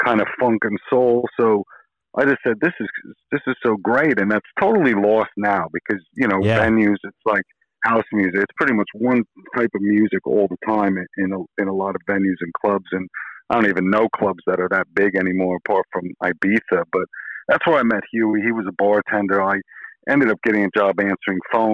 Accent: New York suburbs, United States; moved away as an adult; I wasn't born and raised in New York City, but I lived in the suburbs from 82 until I moved into the city in 90 and lived there till probably 2005-06 before I moved over here

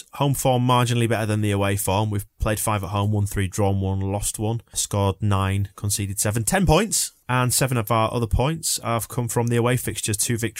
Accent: Yorkshire and the Humber, United Kingdom; I think as a Yorkshireman, you're quite suspicious of it.

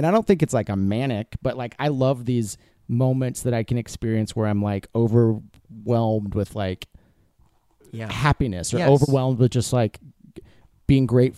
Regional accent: Texas, United States; moved away; I'm from Texas.

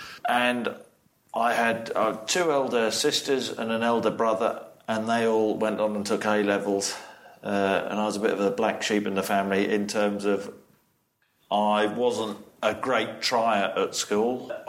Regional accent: Norwich, East of England, United Kingdom; born or raised there; also born or lived in Nottingham

